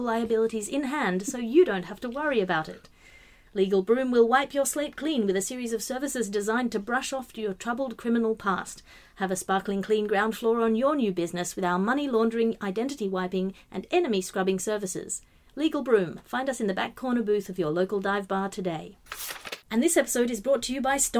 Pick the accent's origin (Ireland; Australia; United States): Australia; I'm Australian